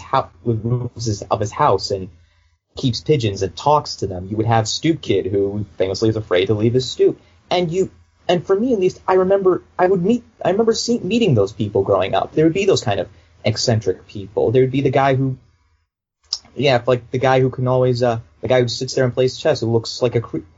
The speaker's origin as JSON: {"language": "English", "town": "Boston", "region": "Massachusetts", "country": "United States", "tie": "born or raised there", "said": "I grew up in Boston all my life. I still live there now."}